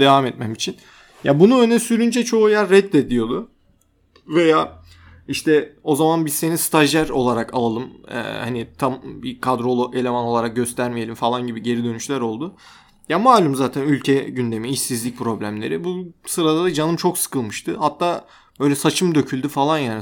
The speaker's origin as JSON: {"language": "Turkish", "country": "Turkey"}